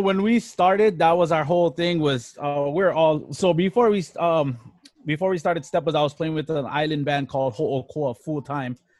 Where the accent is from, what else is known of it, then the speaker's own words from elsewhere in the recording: Hilo, Hawaii, United States; Born and raised, born and raised in Hilo, all around Hilo town